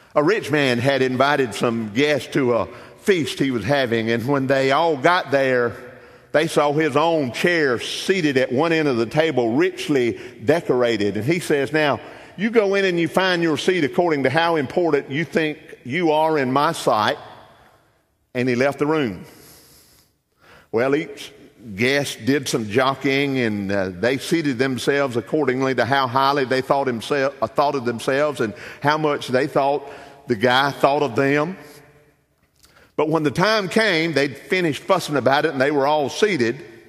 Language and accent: English; Darlington County, Lake Swamp, South Carolina, United States; I grew up in Darlington County, grew up in the country, grew up in a little community called Lake Swamp.